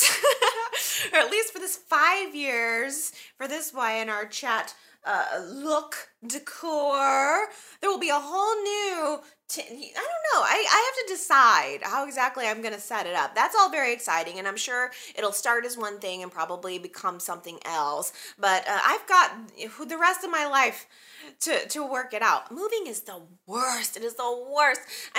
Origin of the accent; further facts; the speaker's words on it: Chicago, Illinois, United States; I'm from Chicago. I'm from the Chicago area.